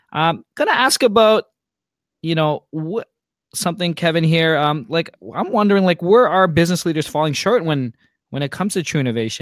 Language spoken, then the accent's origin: English; Toronto, Ontario, Canada; I'm from Canada and Toronto.